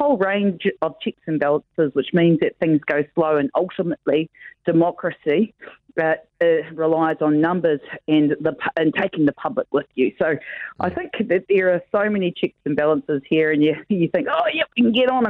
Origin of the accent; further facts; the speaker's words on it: New Zealand; also born or lived in Tauranga Moana / Tuwharetoa / Whanganui; I was brought up between Paengaroa and Tikaraka, and in the east coast